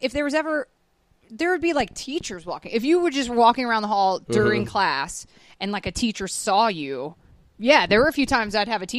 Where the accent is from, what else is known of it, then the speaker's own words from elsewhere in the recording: Atlanta, Georgia, United States; I grew up in Atlanta, Georgia.